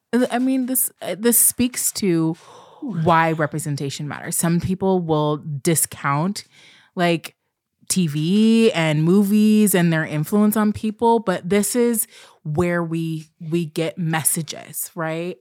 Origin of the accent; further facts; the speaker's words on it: Pacific Northwest, United States; also born or lived in Portland, Oregon; I'm from the Pacific Northwest. I live outside of, right outside of Portland, Oregon.